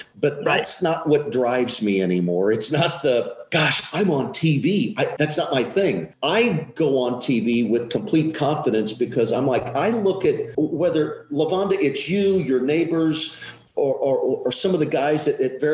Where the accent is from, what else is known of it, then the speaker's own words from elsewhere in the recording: Collinsville, Illinois, United States; I'm from Collinsville, Illinois, which is a small town east of St. Louis, about 20 minutes or so. So I come from this town. When I was a kid, there's probably 13, 14,000 people